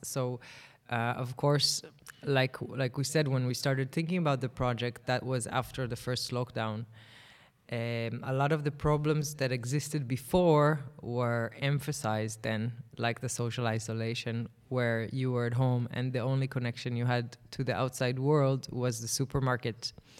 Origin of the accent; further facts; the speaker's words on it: Tel Aviv, Tel Aviv District, Israel; Tel Aviv is my hometown